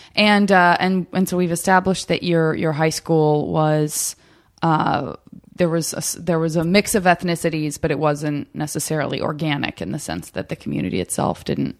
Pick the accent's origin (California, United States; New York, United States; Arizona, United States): Arizona, United States; I'm from Arizona